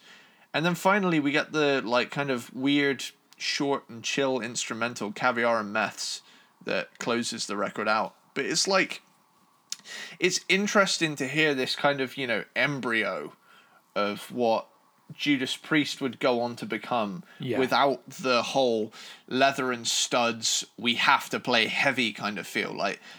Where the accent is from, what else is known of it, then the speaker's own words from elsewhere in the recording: London, United Kingdom; Oh, yeah, we're all from London.